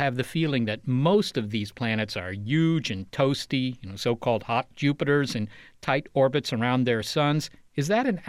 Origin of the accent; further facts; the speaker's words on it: Virginia, United States; Well, it's mainly stuff from growing up in Virginia, plus some grad school and astronomy stuff.